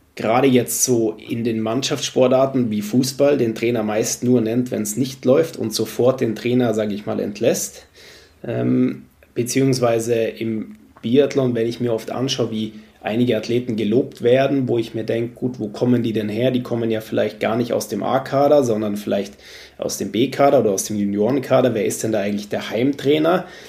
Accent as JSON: {"language": "German", "town": "Munich", "region": "Bavaria", "country": "Germany", "also_born_or_lived": "Sweden", "moved": "yes", "said": "Ich bin Münchner, bin da, sage ich mal, eineinhalb Stunden aus Rupolding entfernt"}